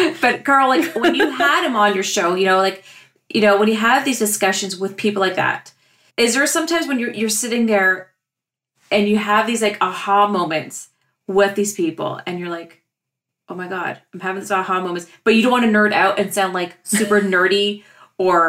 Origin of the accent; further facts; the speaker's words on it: Ontario, Canada; we're strictly Canadian